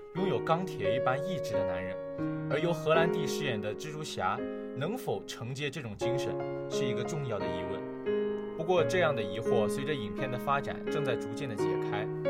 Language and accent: Chinese; China; 我们是中国人